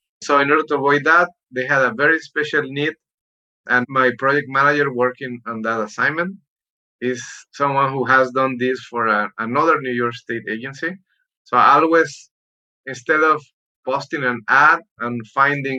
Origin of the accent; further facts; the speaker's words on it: Mexico; moved away as an adult; now in United States; I'm an immigrant. I was born in Mexico. I came to the US